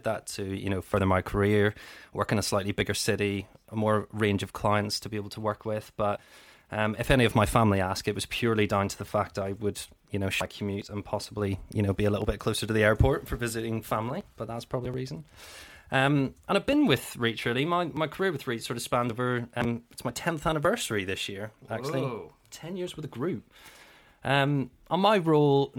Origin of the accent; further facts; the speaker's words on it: Belfast, Northern Ireland, United Kingdom; moved away; also born or lived in Cheltenham; I'm born and raised in Belfast